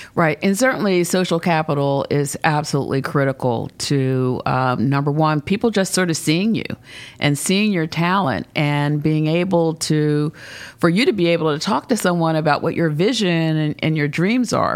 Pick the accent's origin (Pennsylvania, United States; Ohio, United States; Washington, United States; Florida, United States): Pennsylvania, United States; Philadelphia; also born or lived in Charlottesville, Virginia / Baltimore, Maryland / North Garden, Virginia; grew up initially in North Philadelphia, and we moved to West Philadelphia and, uh, lived there for a number of years.